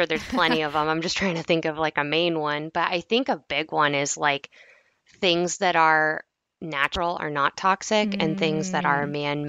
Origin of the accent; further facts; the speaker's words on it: New Hampshire, United States; But so I'm from New Hampshire, but my dad's military, so I've kind of moved around a lot. But most of my time was spent in New Hampshire.